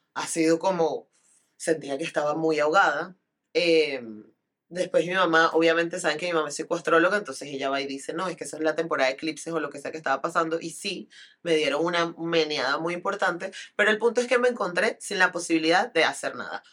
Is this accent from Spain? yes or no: no; Venezuela; viniendo de una sociedad como la venezolana y como la latinoamericana